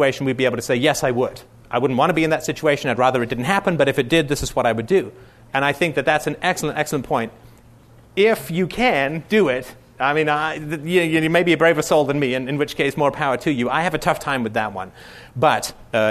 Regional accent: United Kingdom; I'm British

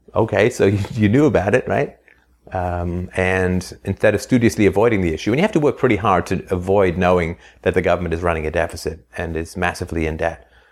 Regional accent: England, United Kingdom; also born or lived in Ireland; I was born in Ireland, and then I grew up in England in the seventies

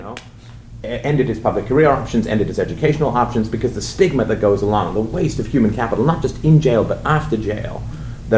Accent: Canada; I'm from Canada

